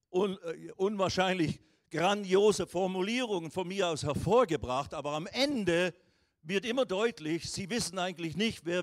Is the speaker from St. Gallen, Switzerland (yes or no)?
no; Riehen, Basel-Stadt, Switzerland; born there; aus, geboren in der Schweiz, Rauracher Straße 142, 41, 25, Rien bei Basel.